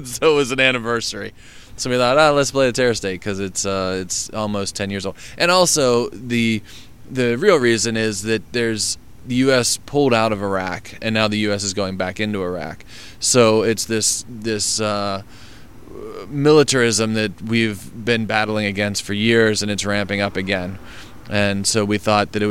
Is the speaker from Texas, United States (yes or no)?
no; Pittsburgh, Pennsylvania, United States